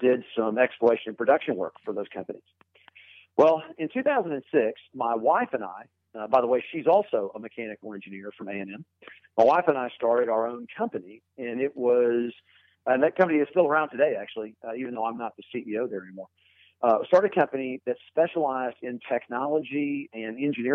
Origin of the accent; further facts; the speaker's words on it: Irving, Texas, United States; I grew up in Texas, in fact, in the Irving area, which is just outside of Dallas.